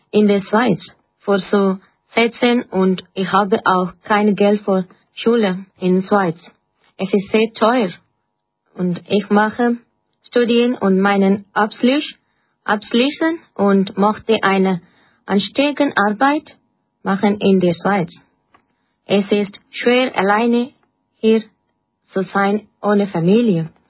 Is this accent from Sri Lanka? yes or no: yes; Sri Lanka; German is a second language; moved away as an adult; now in Bremgarten, Switzerland; ich komme aus Sri Lanka und ich bin 21 Jahre alt. Und ich wohne in Bremgarten. Ich bin jetzt in zwei Jahren in die Schweiz.